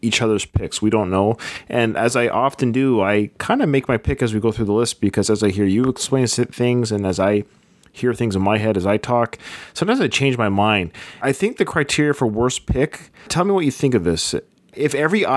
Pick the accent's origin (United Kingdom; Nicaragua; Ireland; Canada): Canada; he and I have something in common other than being Canadian